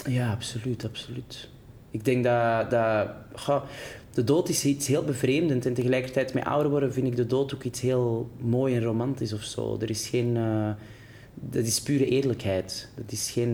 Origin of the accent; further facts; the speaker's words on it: Antwerp, Flanders, Belgium; accent: Antwerps; moved away as an adult; now in Brussels, Belgium; Ik weet ook wel dat mijn Antwerps accent